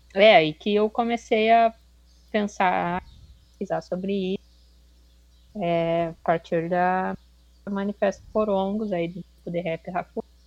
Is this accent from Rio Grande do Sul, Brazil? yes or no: yes; Rio Grande do Sul, Brazil; moved away as an adult; also born or lived in Santa Catarina; eu nasci no Rio Grande do Sul